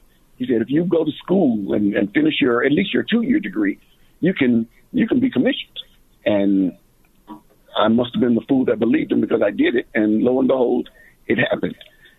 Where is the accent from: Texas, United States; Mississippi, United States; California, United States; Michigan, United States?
Mississippi, United States; moved away as an adult; also born or lived in Gary, Indiana / East Chicago, Indiana; East Chicago, Indiana, a little small town. You know, I was raised in Gary, Indiana, till about 10 or so. And then my parents, both my mom and dad, are both from the South. They wanted to come back South. So they packed up the family and we moved to Mississippi.